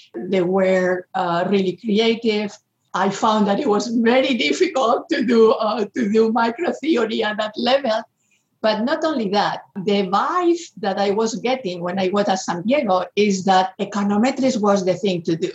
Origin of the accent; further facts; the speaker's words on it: Spain; moved away; I'm coming from Spain